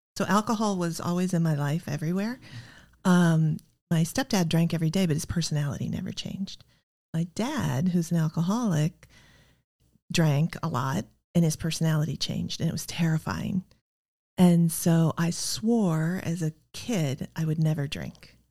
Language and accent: English; Iowa, United States; I grew up in the Midwest in Iowa in the sixties